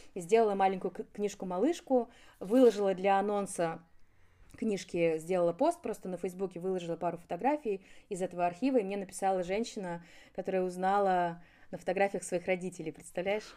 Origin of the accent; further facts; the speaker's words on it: Moscow, Russia; Я родилась неподалеку, и все мое детство прошло в Доказил